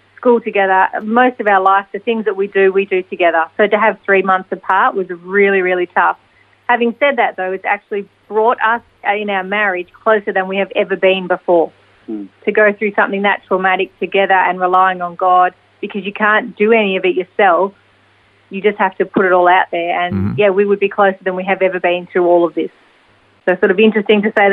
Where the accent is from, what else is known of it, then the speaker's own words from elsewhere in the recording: Melbourne, Victoria, Australia; we're from Melbourne